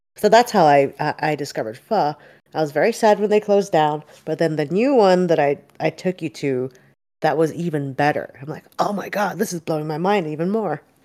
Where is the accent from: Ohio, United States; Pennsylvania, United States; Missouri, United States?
Pennsylvania, United States; Philadelphia; moved away; I'm from Philly